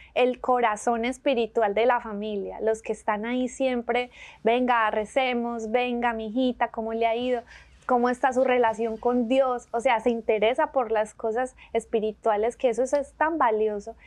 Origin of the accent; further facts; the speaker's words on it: Medellín, Antioquia, Colombia; accent: paisa; moved away as an adult; also born or lived in San Diego, California; now in Birmingham, United States; soy de Medellín, Colombia, una ciudad hermosísima